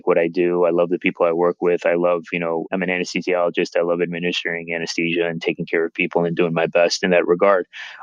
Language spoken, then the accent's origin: English; Chicago, Illinois, United States; born and raised in Chicago